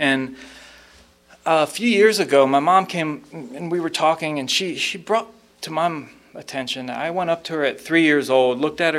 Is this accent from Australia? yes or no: no; Raleigh, North Carolina, United States; I grew up in North Raleigh, and I moved around a lot when I was a kid, but when people ask me where I'm from, I tell them North Carolina, and I say it very proudly.